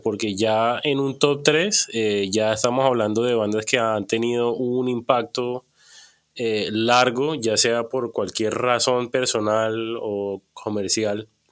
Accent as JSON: {"language": "Spanish", "town": "Cartagena", "region": "Bolívar", "country": "Colombia", "tie": "born or raised there", "said": "yo crecí en Cartagena"}